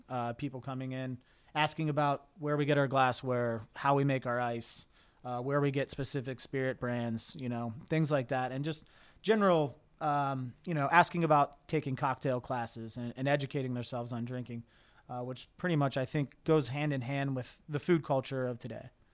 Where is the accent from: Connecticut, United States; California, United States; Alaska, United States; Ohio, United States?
Ohio, United States; Cincinnati; moved away as an adult; now in Columbus, United States; I'm from Cincinnati, but moved to Columbus